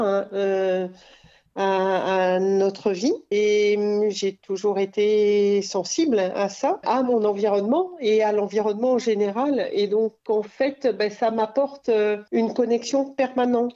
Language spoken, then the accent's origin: French; Cantal, Auvergne-Rhône-Alpes, France; moved away; also born or lived in Lozère / Paris / Montagne Noire; j'ai passé mon enfance dans le Cantal